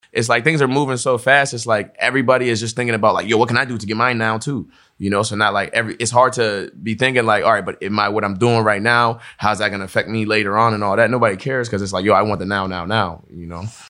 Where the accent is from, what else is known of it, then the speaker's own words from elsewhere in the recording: Pittsburgh, Pennsylvania, United States; also born or lived in Togo / New York / Rhode Island; we moved to New York first when we came to America. And then from New York, we were in Rhode Island for a little bit. Then we came to Pittsburgh